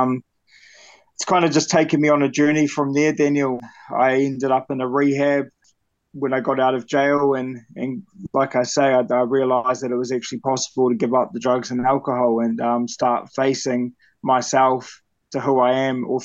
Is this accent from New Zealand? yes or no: yes; Christchurch, Canterbury, New Zealand; now in Blenheim, New Zealand; I'm originally from Christchurch, New Zealand. I currently live in a small town called Blenheim in Marlborough.